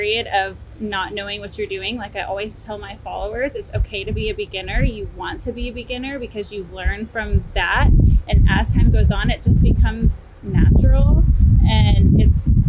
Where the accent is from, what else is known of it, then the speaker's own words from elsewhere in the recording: Texas, United States; I'm from Texas, been living in Texas my whole life